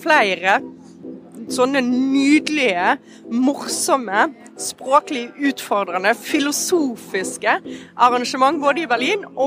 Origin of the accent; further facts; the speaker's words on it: Vestland, Norway; German is a second language; Also ich bin ähm, ähm, an der Westküste Norwegens aufgewachsen, zwischen Bergen und Helgesund, am Fjord da, am Hardangerfjord, also da, wo der Fjord dann ähm, ähm fast anfängt.